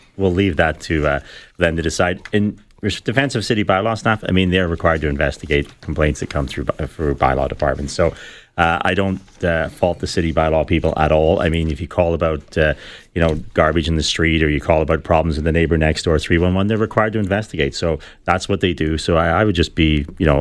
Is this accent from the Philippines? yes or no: no; Belfast, Northern Ireland, United Kingdom; now in Toronto, Canada; I grew up in Belfast